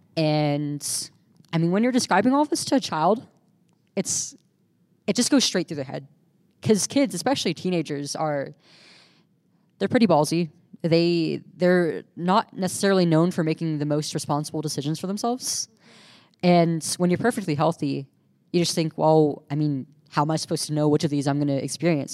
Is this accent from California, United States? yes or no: yes; California, United States; We're from California